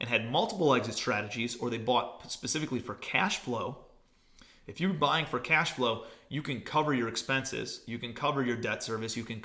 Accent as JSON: {"language": "English", "town": "Parma", "region": "Ohio", "country": "United States", "tie": "born or raised there", "also_born_or_lived": "New York City", "moved": "as an adult", "said": "I'm from Cleveland, from the suburbs of Cleveland, grew up in an area called Parma, Ohio"}